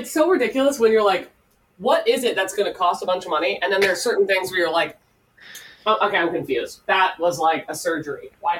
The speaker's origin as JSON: {"language": "English", "town": "Destin", "region": "Florida", "country": "United States", "tie": "born or raised there", "also_born_or_lived": "Niceville, Florida", "said": "Well, I grew up in Destin, but then I went to high school in Niceville."}